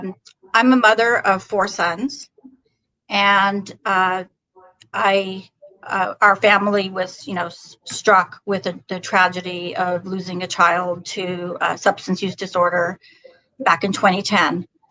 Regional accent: California, United States; I'm originally from Northern California.

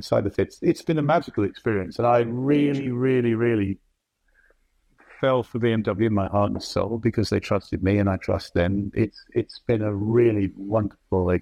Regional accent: England, United Kingdom; moved away as an adult; now in New York, United States; I'm English

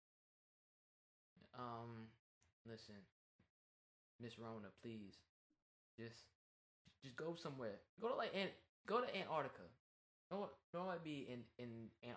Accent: New York, United States; I'm from New York

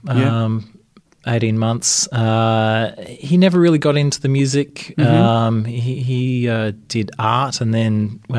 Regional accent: Canberra, Australian Capital Territory, Australia; moved away; I grew up in Canberra.

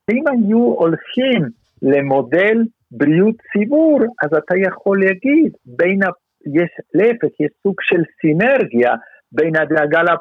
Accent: Israel

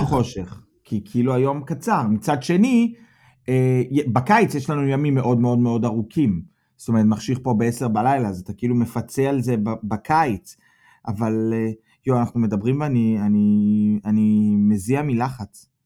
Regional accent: Petah Tikva, Central District, Israel; moved away as an adult; now in Germany; מפתח תקווה

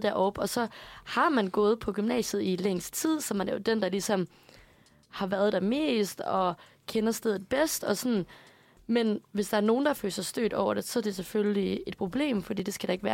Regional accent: Aarhus, Central Denmark Region, Denmark; moved away; på mit gymnasium hjemme i Aarhus

